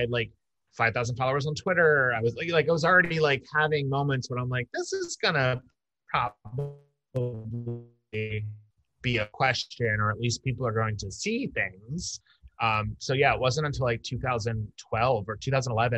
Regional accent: outside Philadelphia, Bucks County, Pennsylvania, United States; I grew up right outside of Philadelphia, and then in Bucks County

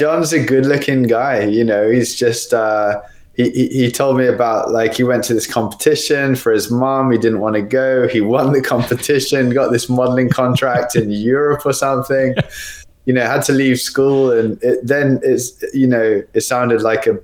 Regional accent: Australia; also born or lived in United Kingdom; now in Spain; Actually born there, but I was raised in Australia

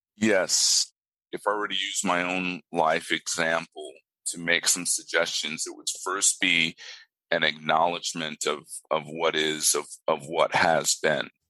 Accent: Japan; now in Australia; I grew up in Japan.

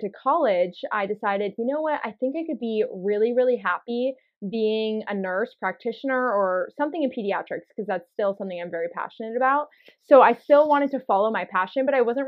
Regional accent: Oregon, United States; born or raised there

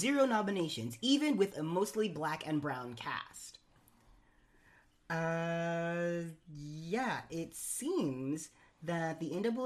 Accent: New York City, New York, United States; I'm a New Yorker

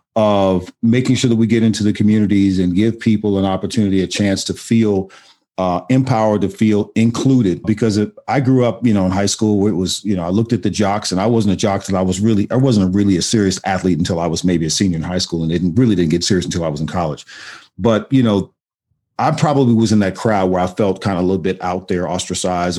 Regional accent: Austin, Texas, United States; I grew I grew up in Austin, Texas

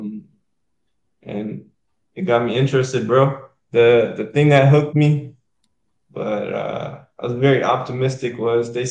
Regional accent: Manchester, New Hampshire, United States; moved away as an adult; also born or lived in Daytona, Florida; now in Jacksonville, United States; I'm from a small city, smaller city, real tight-knit, Manchester, New Hampshire. So all the way up north, very small city. Everywhere you go, you know somebody. And yeah, that's where I'm from. Lived there all my life

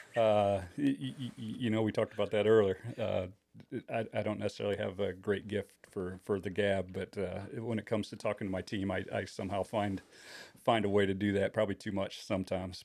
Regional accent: Kalamazoo, Michigan, United States; moved away as an adult; now in Indiana, United States; I was born and raised in the Kalamazoo, Michigan area

